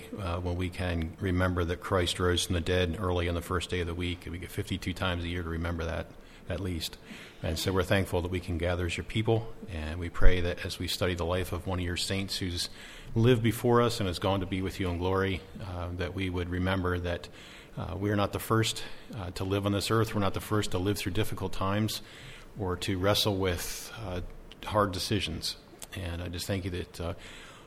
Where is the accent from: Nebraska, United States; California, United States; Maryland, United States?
Maryland, United States; as a child, I grew up in Maryland. I was, you know, born in Dixie, if you want to say that, Southerner by birth